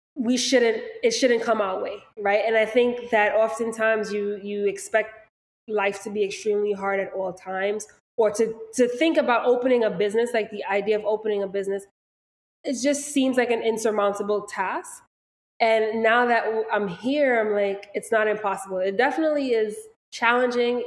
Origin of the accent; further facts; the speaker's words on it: Valley Stream, New York, United States; we are from Long Island, we are from Valley Stream